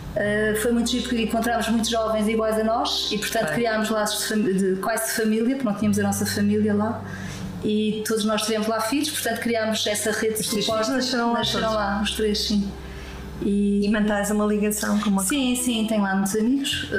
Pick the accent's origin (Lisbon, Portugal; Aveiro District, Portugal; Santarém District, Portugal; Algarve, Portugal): Lisbon, Portugal; moved away as an adult; also born or lived in Porto / Macau; now in Madeira, Portugal; Eu nasci em Lisboa uh, há quase 60 anos